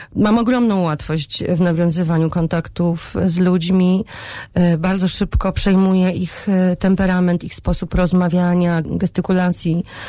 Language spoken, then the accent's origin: Polish; Poland; also born or lived in Tel Aviv, Israel